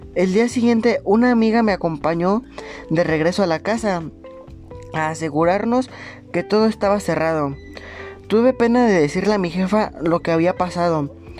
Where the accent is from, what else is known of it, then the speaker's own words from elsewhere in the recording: Monterrey, Nuevo León, Mexico; moved away as an adult; now in Mexico City, Mexico; Soy de Monterrey, pero vivo en la Ciudad de México desde hace dos años